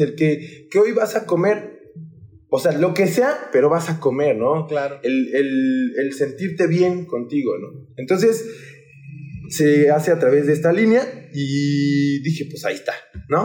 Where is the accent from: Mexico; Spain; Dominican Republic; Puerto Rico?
Mexico; Mexico City; now in Papantla de Olarte, Mexico; soy originario de la Ciudad de México. En especial soy del lugar, eh, bueno, yo siempre se lo comento a la bandita, soy del lugar donde abundan los coyotes, que es Coyoacán